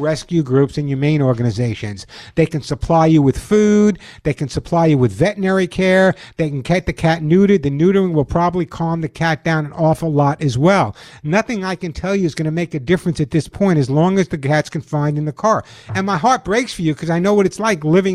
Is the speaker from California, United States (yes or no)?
no; New York, United States; also born or lived in Sedona, Arizona; now in Los Angeles, United States; I'm from New York. I live in Los Angeles